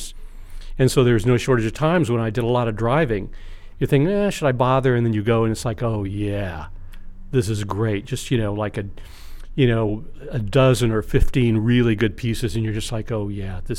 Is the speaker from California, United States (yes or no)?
yes; Los Angeles, California, United States; I grew up in San Fernando Valley